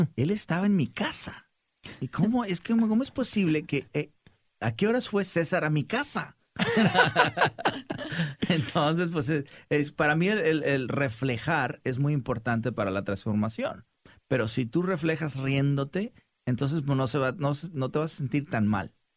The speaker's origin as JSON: {"language": "Spanish", "region": "Sinaloa", "country": "Mexico", "said": "como decimos los, los sinaloenses"}